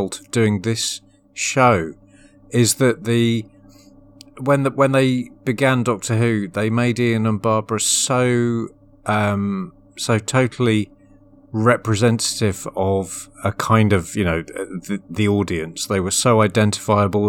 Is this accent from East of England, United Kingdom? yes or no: yes; Essex, East of England, United Kingdom; I'm from Essex